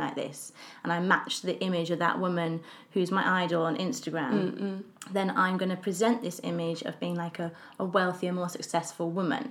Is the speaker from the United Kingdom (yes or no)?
yes; England, United Kingdom; I'm English and we're both living in London